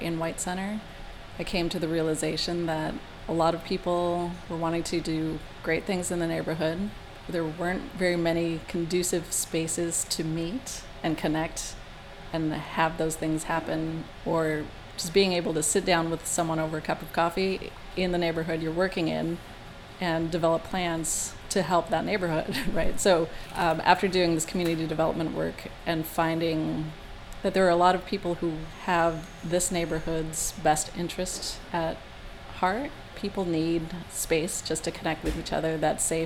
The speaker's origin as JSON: {"language": "English", "town": "Edmonds", "region": "Washington", "country": "United States", "tie": "born or raised there", "said": "I grew up in Edmonds."}